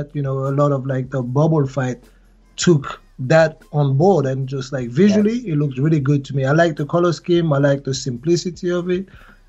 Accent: Sheffield, Yorkshire and the Humber, United Kingdom; Yeah, I'm from Sheffield, man.

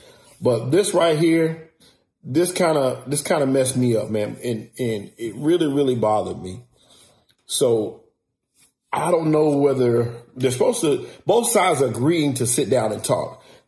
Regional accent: Rock Hill, South Carolina, United States; my hometown, which is Rock Hill, South Carolina

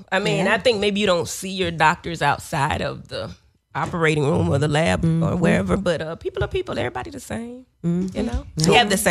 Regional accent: South Florida, United States; now in Atlanta, United States; I'm from South Florida.

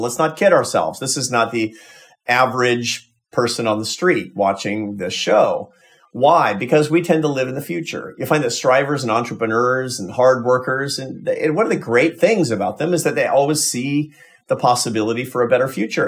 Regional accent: United States; as an American

